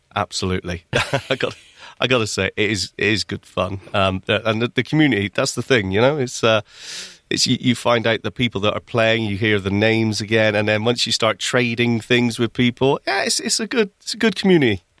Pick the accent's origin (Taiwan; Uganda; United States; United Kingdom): United Kingdom; Bristol, South West England; also born or lived in Midlands; now in Manchester, United Kingdom; I came from Bristol originally, that's where I was born and where I spent my childhood